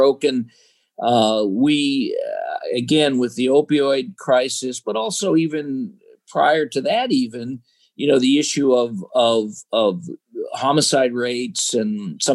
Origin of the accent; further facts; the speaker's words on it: Chicago, Illinois, United States; I was born and raised in Chicago, the South Side of Chicago.